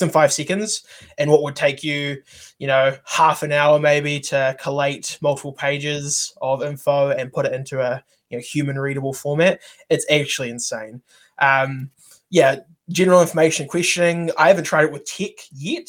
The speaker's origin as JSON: {"language": "English", "country": "New Zealand", "said": "I'm also a developer from New Zealand"}